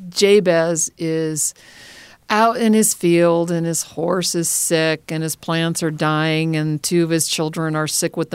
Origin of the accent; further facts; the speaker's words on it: Minnesota, United States; I was born and raised in Minnesota, and there's an expression in Minnesota, Minnesota nice.